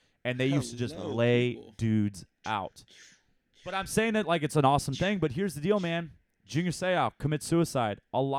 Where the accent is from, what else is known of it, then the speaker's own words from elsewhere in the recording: Ottawa, Ontario, Canada; Growing up in Ottawa, you just come out there and you just fight dudes.